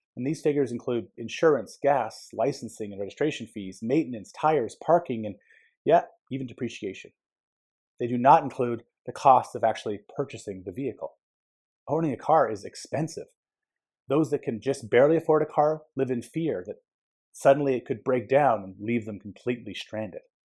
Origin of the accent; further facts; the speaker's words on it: Edmonton, Alberta, Canada; Growing up in Edmonton